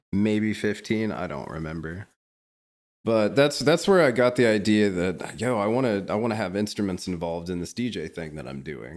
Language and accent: English; Topeka, Kansas, United States; moved away as an adult; now in Kansas City, United States; I graduated from Washburn University in Topeka, Kansas, which is my hometown